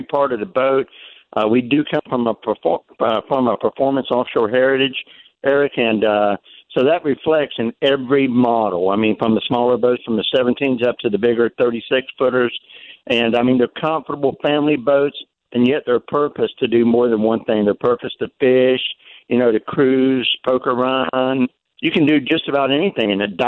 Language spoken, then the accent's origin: English; Panama City Beach, Florida, United States; accent: twang; I am from Panama City Beach, Florida